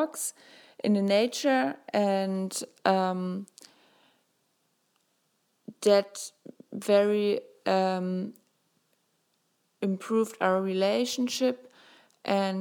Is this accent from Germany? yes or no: yes; Germany; I'm 23 years old and I'm from Germany.